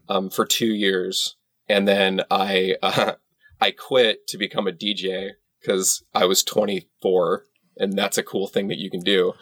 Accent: San Antonio, Texas, United States; I grew up in San Antonio

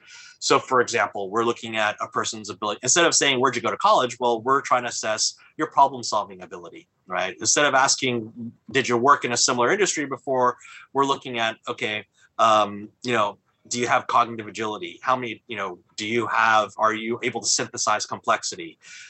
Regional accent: California, United States; you know, I come from Silicon Valley

